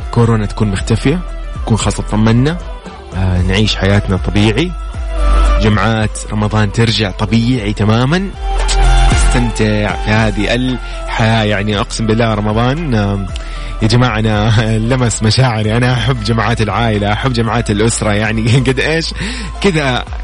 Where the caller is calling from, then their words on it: Riyadh, Riyadh Province, Saudi Arabia; من الرياض